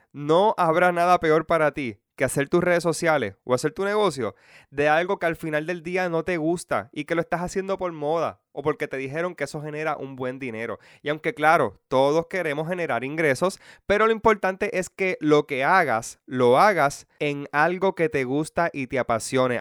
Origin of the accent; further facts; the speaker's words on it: Puerto Rico; puertorriqueños de toda la isla o solamente a mi pueblo y pueblos cercanos